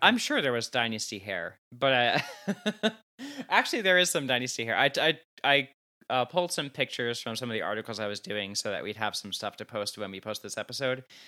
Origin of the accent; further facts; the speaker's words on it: New Jersey, United States; I'm from New Jersey, like 20 minutes outside of New York City, loud and proud